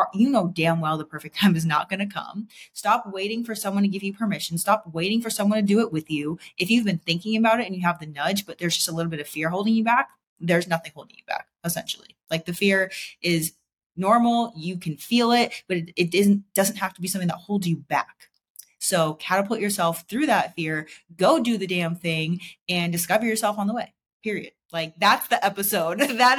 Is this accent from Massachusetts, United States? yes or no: yes; Boston, Massachusetts, United States; moved away; Like if I was still living in Boston, like I came from Boston, if I was still living there today, like I would not be who I am today.